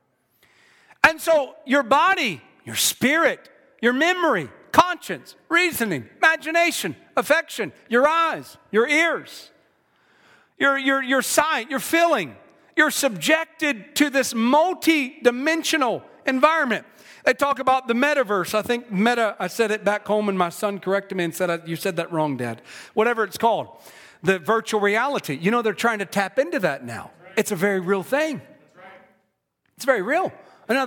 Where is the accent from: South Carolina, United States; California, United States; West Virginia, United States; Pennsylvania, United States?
South Carolina, United States; I'm from South Carolina.